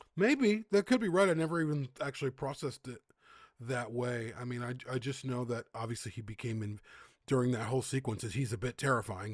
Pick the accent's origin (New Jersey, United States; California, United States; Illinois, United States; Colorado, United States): Illinois, United States; Chicago; moved away; I'm from the Midwest, Chicago